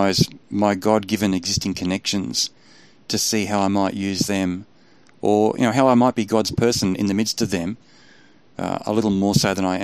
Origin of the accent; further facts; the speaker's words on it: Australia; I'm an Aussie